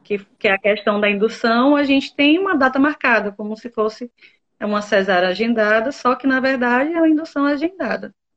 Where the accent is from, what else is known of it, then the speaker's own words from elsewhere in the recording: southern Bahia, Brazil; Eu sou daqui do sul da Bahia. Guararema é o nome da minha cidade